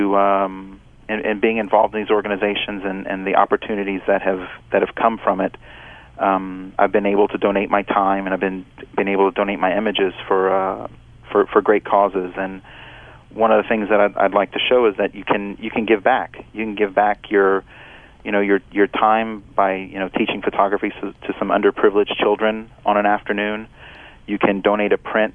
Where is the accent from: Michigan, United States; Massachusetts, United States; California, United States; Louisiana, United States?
Louisiana, United States; moved away; when I was growing up in Louisiana, I didn't like to speak Italian